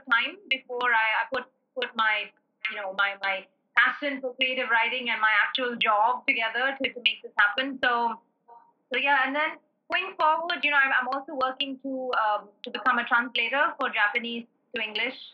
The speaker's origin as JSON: {"language": "English", "region": "South India", "country": "India", "said": "as a South Indian"}